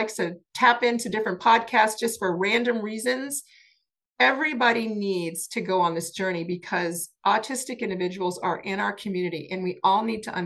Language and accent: English; New Orleans, Louisiana, United States; moved away; I'm a New Orleans girl and I love New Orleans. I love being in New Orleans. I love, you know, growing up in Louisiana